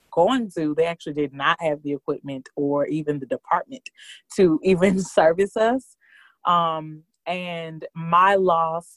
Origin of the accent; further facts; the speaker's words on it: Houston, Texas, United States; moved away as an adult; also born or lived in New York; now in Atlanta, United States; I am originally from Houston, Texas, born and raised